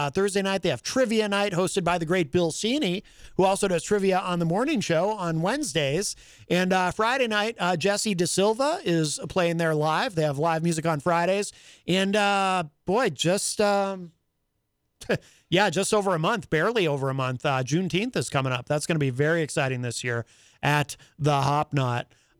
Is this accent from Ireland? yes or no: yes; Ireland; well, I'm Irish. Do I have a big head?